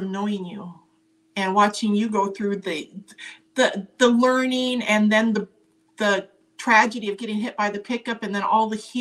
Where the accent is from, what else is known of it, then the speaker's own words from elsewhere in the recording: Montana, United States; growing up in Montana, as the oldest of four girls in a farming and ranching community